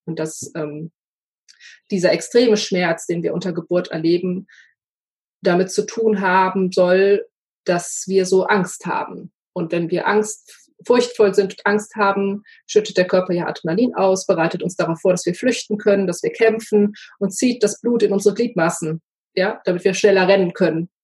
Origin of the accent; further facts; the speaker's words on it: Ruhr area, North Rhine-Westphalia, Germany; Ich komme ja aus dem Ruhrgebiet